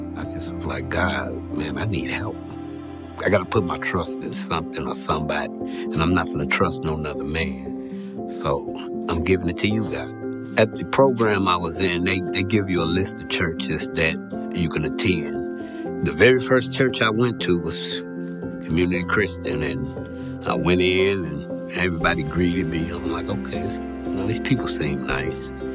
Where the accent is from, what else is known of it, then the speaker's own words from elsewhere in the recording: East St. Louis, Illinois, United States; I'm from East St. Louis, Illinois, and I've been attending Community Freedom for almost a year now. I grew up in poverty